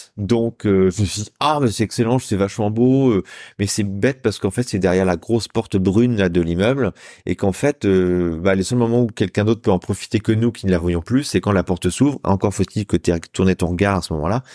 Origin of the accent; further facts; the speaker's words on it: Saint-Brieuc, Brittany, France; also born or lived in Rennes / Caen / Lorient / Paris; now in Rouen, France; je suis un petit gars du bord de la mer. Moi, je suis né à Saint-Brieuc en Bretagne